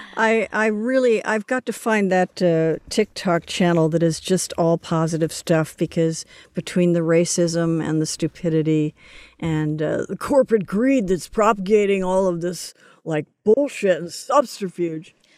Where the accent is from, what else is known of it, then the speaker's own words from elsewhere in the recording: Los Angeles, California, United States; also born or lived in New York; I grew up in Los Angeles